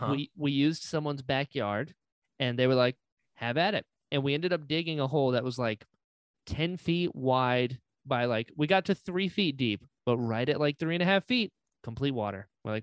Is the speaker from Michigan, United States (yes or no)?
no; Florida, United States; also born or lived in North Carolina; Yeah, I was born in North Carolina and I lived there for the first 6 years of my life. I lived on a farm up there and then we moved down to Florida and I've been in Florida since.